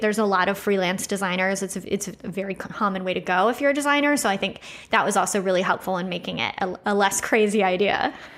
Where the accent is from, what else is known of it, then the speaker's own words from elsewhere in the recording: Austin, Texas, United States; moved away as an adult; also born or lived in Chicago; I grew up, uh, I grew up here in Austin